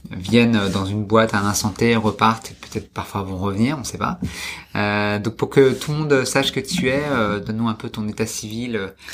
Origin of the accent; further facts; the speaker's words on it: Paris, Île-de-France, France; also born or lived in Montpellier / Scotland / Toulouse; j'ai grandi à Paris